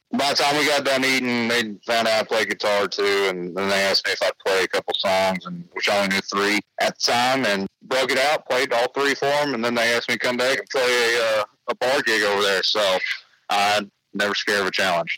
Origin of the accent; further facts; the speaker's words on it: Oklahoma, United States; I'm really from Oklahoma